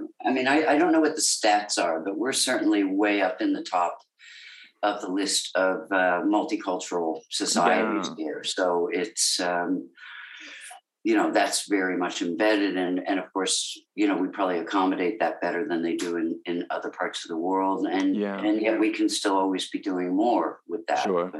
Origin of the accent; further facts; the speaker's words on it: Connecticut, United States; accent: Australian; now in Australia; I was born in Connecticut and was raised there. See, I've been here so long that I forget I'm American as well.